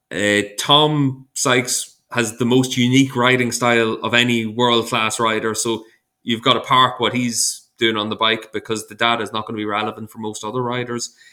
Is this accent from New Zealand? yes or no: no; Ireland; As an Irishman, I struggle to say or.